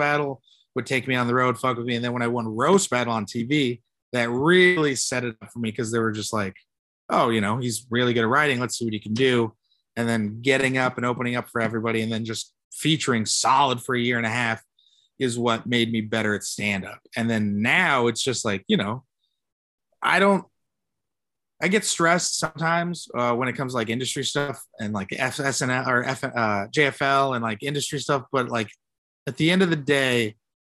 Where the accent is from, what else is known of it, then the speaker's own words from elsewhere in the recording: San Jose, California, United States; I'm a kid from Eastside San Jose